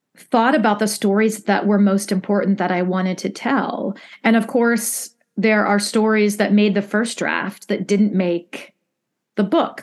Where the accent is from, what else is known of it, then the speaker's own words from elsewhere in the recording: Midwest, United States; as a Midwesterner